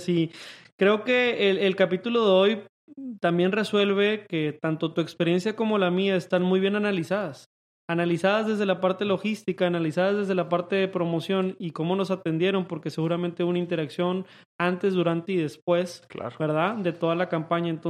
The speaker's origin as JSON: {"language": "Spanish", "town": "Monterrey", "region": "Nuevo León", "country": "Mexico", "said": "Nosotros somos de Monterrey"}